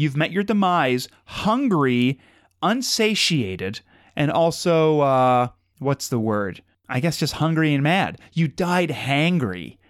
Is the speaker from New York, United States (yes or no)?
no; Madison, Ohio, United States; where we grew up in Madison